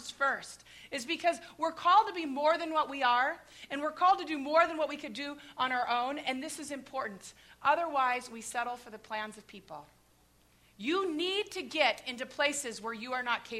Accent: Midwest, United States; I grew up in the Midwest.

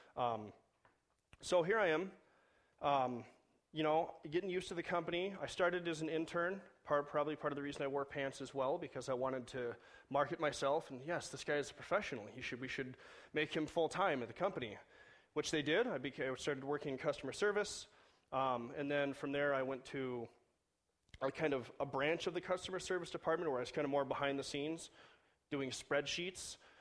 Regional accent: Southern California, United States; moved away; I grew up in Southern California

